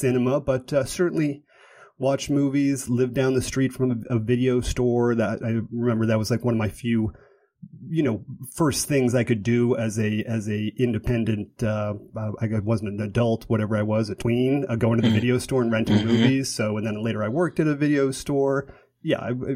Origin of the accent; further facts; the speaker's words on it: Boston, Massachusetts, United States; I'm from Boston